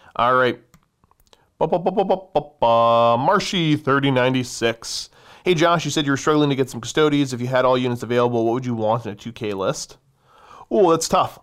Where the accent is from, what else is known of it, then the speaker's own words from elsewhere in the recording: Canada; I am a firearms enthusiast of the Great North.